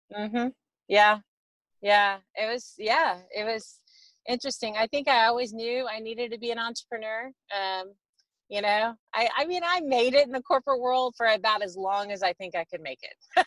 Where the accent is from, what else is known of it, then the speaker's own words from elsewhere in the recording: Texas, United States; I grew up in Texas